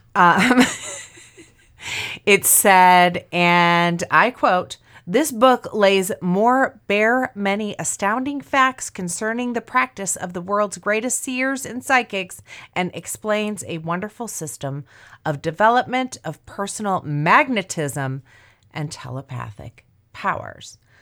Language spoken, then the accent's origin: English; Indiana, United States; growing up in Indiana and living in Indiana most of my life